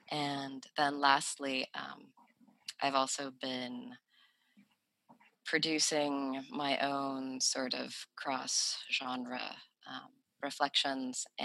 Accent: Sweden; moved away; also born or lived in United States; I grew up in Sweden as a person who was racialized as non-white

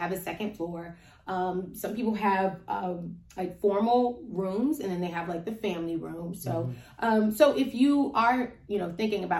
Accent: Cincinnati, Ohio, United States; moved away as an adult; now in Las Vegas, United States; we're from Cincinnati

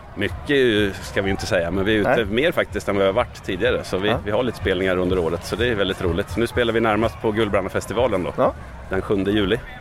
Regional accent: Västerås, Västmanland, Sweden; där jag växte upp i Västerås

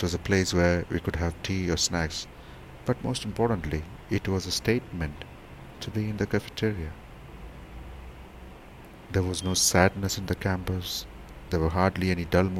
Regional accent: Thrissur, Kerala, India; moved away as an adult; also born or lived in Warangal; I come from Thrissur, a small little town in Kerala.

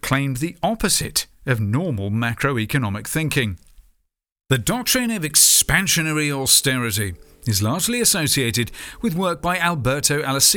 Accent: United Kingdom; As a Brit

